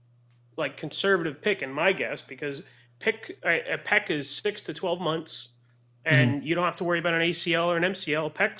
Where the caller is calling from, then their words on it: Sarasota, Florida, United States; I'm calling from Sarasota, Florida.